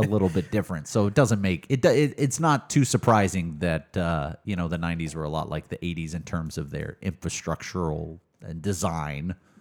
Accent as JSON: {"language": "English", "town": "Mesquite", "region": "Texas", "country": "United States", "tie": "born or raised there", "also_born_or_lived": "Tyler, Texas", "said": "I grew up in Dallas, um, but did spend a lot of time in Tyler"}